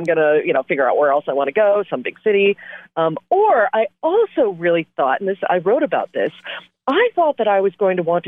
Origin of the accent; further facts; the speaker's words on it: Portland, Oregon, United States; moved away as an adult; also born or lived in Boston / Los Angeles / Bangkok; my hometown in Portland, Oregon, where I grew up